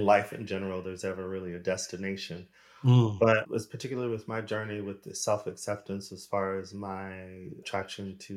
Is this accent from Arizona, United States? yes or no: yes; Arizona, United States; moved away as an adult; also born or lived in Los Angeles, United States / Sweden / United Kingdom; now in Europe; I am American, originally from Arizona